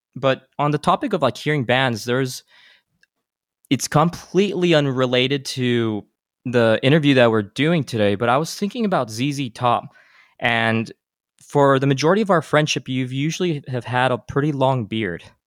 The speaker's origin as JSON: {"language": "English", "town": "El Paso", "region": "Texas", "country": "United States", "tie": "born or raised there", "said": "my hometown of El Paso, Texas"}